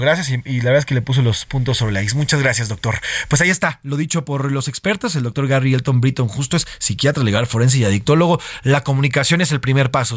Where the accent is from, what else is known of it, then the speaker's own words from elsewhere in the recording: Mexico; como yo y como muchos mexicanos